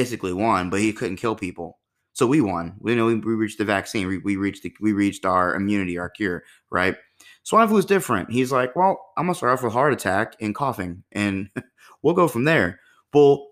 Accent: United States; as an American

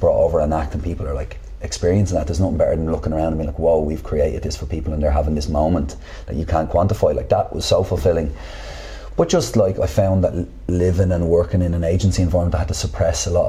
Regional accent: Dublin, Leinster, Ireland; I grew up in Artane

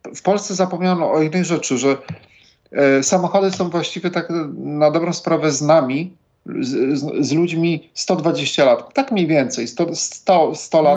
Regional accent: Poznań, Greater Poland, Poland; now in Warsaw, Poland; Ja jestem z Poznania

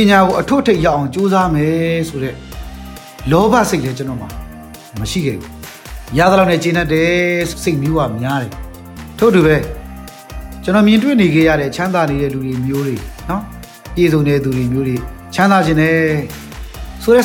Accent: Myanmar

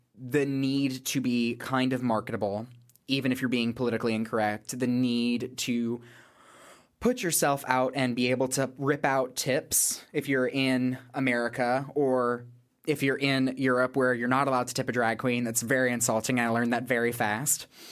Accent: the South, United States; also born or lived in Northern Ireland; being from the South

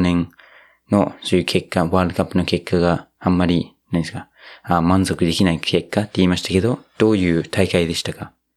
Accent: New Zealand; Japanese is a second language; moved away as an adult; also born or lived in Yokohama, Japan; now in Japan; 僕の母国ニュージーランド

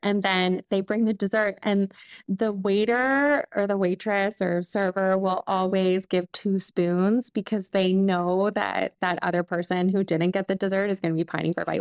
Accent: Canada; moved away as an adult; also born or lived in Lyon, France; I'm Canadian, but I'm living here

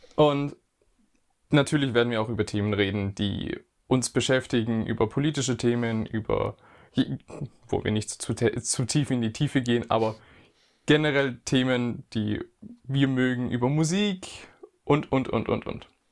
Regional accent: Germany; ich bin auch ein Deutscher

